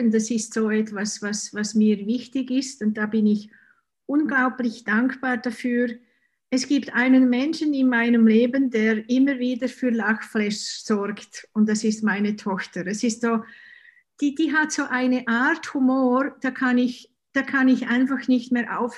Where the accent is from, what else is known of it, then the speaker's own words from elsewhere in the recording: Switzerland; Und ja, ich bin ich komme aus der Schweiz, das kann man wahrscheinlich unschwer hören.